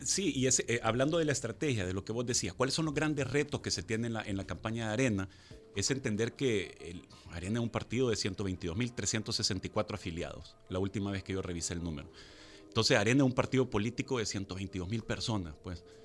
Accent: El Salvador; como salvadoreños

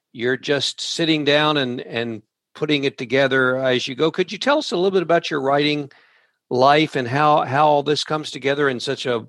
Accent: rural Kentucky, United States; some of us in rural Kentucky grew up

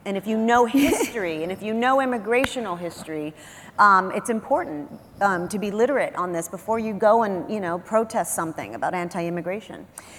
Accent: Texas, United States; I'm Texan. I'm a Texican. Because I'm Mexican-American. I'm ninth generation Mexican-American. My family came to New Spain in 1603. We are on the same land as that Spanish land grant today.

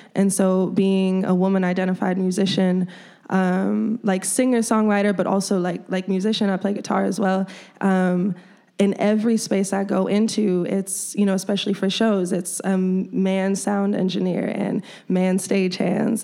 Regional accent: Chicago, Illinois, United States; this is my home. This is my hometown

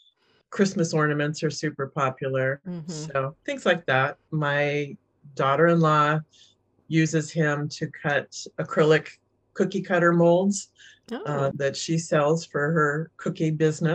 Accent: San Jose, California, United States; also born or lived in New York; I was born in New York and kind of crisscrossed the country with my dad's job. But by the time I was 9 or 10, we landed in San Jose. So I'm almost a native.

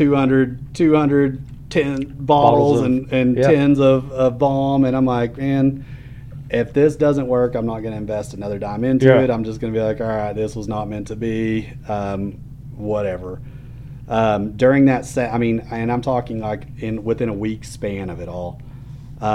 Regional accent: West Texas, United States; growing up in West Texas

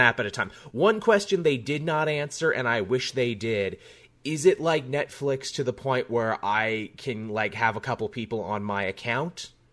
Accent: Australia; you and I come from Canada and Australia, respectively

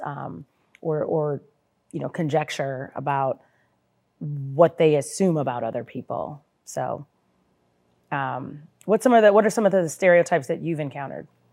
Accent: Highland Park, Illinois, United States; I'm originally from the North Shore, namely the Highland Park Deerfield area

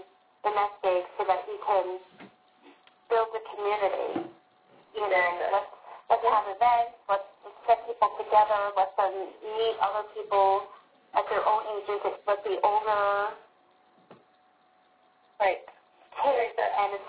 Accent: Lindenhurst, New York, United States; my hometown of Blankenhurst

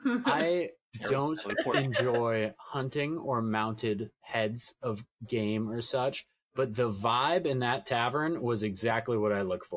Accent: Southern California, United States; I grew up on the West Coast in Southern California, But I was born and all of my mom's family is on the East Coast of Massachusetts.

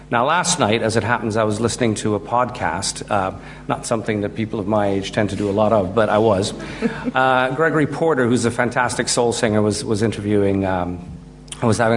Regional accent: Guyana; when my dad calls, I drop into this Guyanese way of speaking because I'm originally from Guyana.

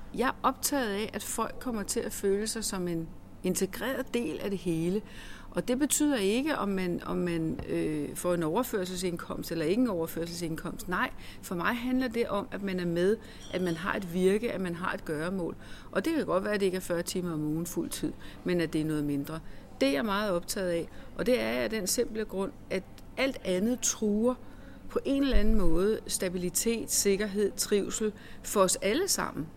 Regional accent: Denmark; vi er danskere

